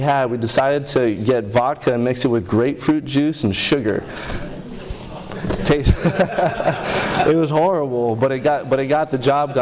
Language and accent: English; Honolulu, Hawaii, United States; I grew up in Honolulu, Hawaii.